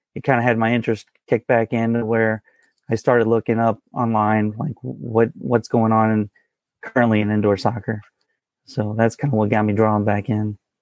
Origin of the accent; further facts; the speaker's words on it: St. Louis, Missouri, United States; I've been born and raised in Saint Louis, Missouri here